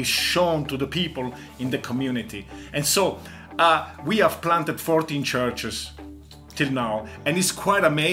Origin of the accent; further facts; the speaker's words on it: Italy; moved away as an adult; also born or lived in Austria; now in Vienna, Austria; I come from Italy, and my wife Angela comes from England. And we have lived here in Austria for 35 years, and we speak German.